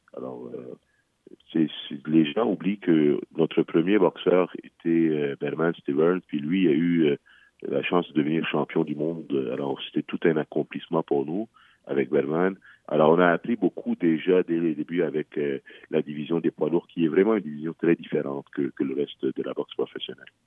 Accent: Quebec, Canada; au Canada, chez nous, au Québec

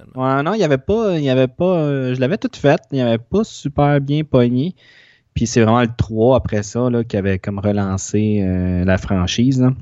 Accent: Longueuil, Quebec, Canada; le centre d'achat que j'allais quand j'étais petit à Longueuil

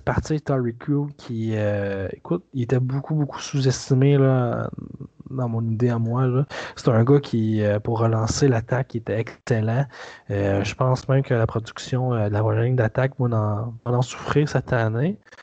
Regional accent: Quebec, Canada; en tant que Québécois

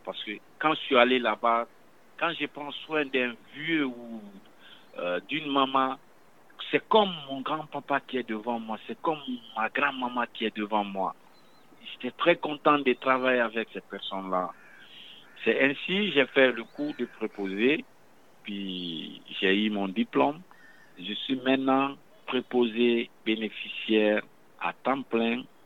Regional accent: Guinea; moved away as an adult; also born or lived in Quebec; now in Montreal, Canada; Je viens de la Guinée-Conakry, Afrique de l'Ouest

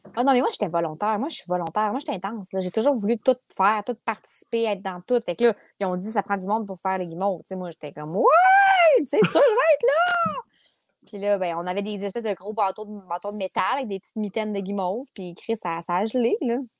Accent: Quebec City, Quebec, Canada; also born or lived in Limoilou / Saint-Jean-Baptiste; Je suis née à Charlebourg

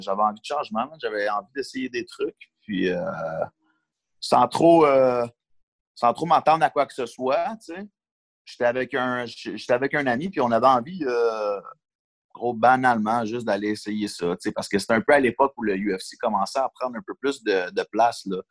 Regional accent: Longueuil, Quebec, Canada; Je suis né à Longueuil, j'ai grandi à Longueuil

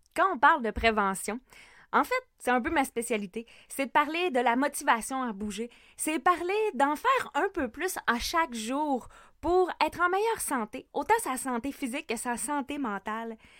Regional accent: Lac Saint-Jean, Quebec, Canada; also born or lived in Sherbrooke, Canada / Montreal, Canada; je suis une femme du lac Saint-Jean.

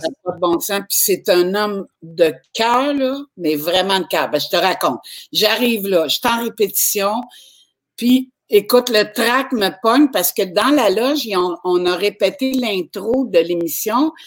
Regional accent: Quebec, Canada

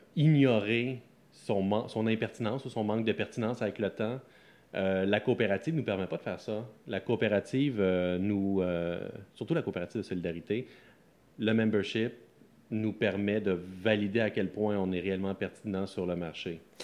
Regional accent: Sorel-Tracy, Quebec, Canada; moved away as an adult; now in Laval, Canada; moi, c'est pas de la Naudière que je viens. Je viens de la banlieue de Sorel. Donc, je, je, grandis dans un fond d'un rang. je suis Lavallois depuis sept ans

